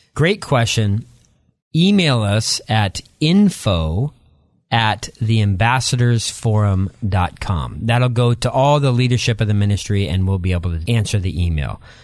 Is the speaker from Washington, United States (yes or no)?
yes; Eastern Washington, United States; moved away as an adult; also born or lived in La Grande, Oregon; And so I, I grew up there, then moved across the state line to Eastern Washington and grew up in a small community, um, outside of the Tri-Cities in Eastern Washington